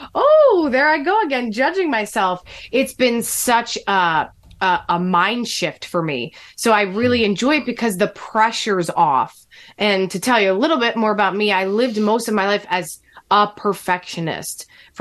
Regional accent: New Jersey, United States; born or raised there

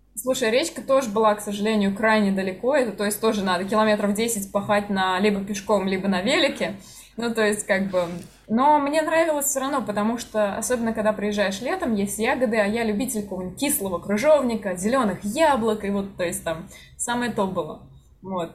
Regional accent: Kazan, Tatarstan, Russia; moved away as an adult; Для меня Казань, в принципе, была таким городом. То есть я уехала mm-hmm. только из-за работы в целом

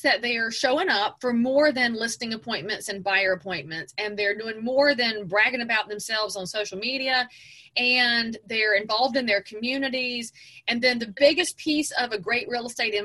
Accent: just outside of Charlotte, North Carolina, United States; I'm from just outside of Charlotte

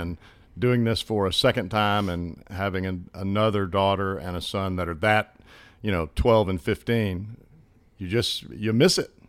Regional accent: Hoover, Alabama, United States; accent: country accent; moved away; I grew up in Birmingham, Hoover

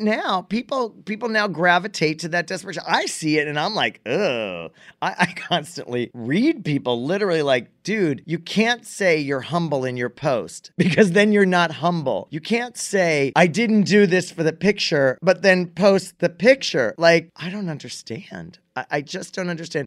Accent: United States; I'm American

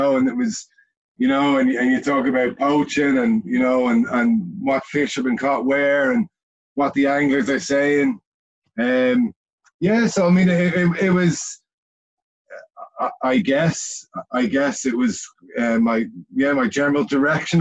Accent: Dublin, Leinster, Ireland; also born or lived in Wexford; I was raised in Dublin

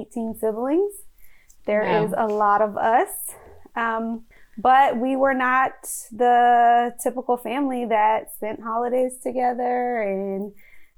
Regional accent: Alexandria, Virginia, United States; I was born and raised in Alexandria, Virginia in the United States.

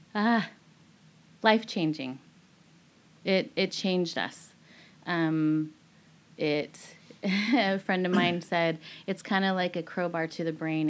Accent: Bothell, Washington, United States; moved away as an adult; also born or lived in Nepal / Tunisia / Singapore; I grew up on the same street my whole entire life. Um, I grew up in Bothell, Washington

